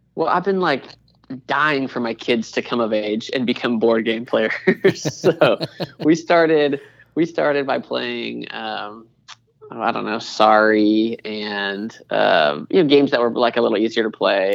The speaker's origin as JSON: {"language": "English", "town": "Seattle", "region": "Washington", "country": "United States", "also_born_or_lived": "Portland, Oregon", "moved": "as an adult", "lives_now": "Charlotte, United States", "said": "My wife and I happened to move to Charlotte from the Northwest. So we're from Seattle"}